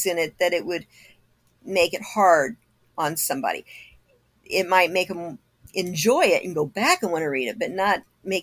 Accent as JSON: {"language": "English", "town": "Kokomo", "region": "Indiana", "country": "United States", "tie": "born or raised there", "moved": "yes", "lives_now": "Arizona, United States", "said": "my hometown"}